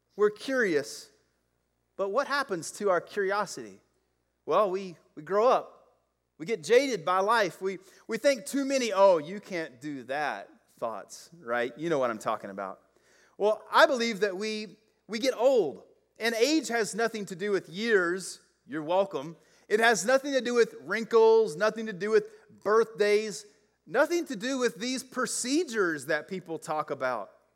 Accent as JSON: {"language": "English", "region": "the South", "country": "United States", "tie": "born or raised there", "said": "I grew up in the South"}